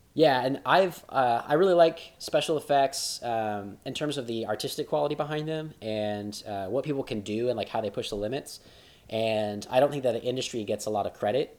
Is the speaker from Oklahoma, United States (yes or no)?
yes; Oklahoma, United States; growing up in Oklahoma, like we both did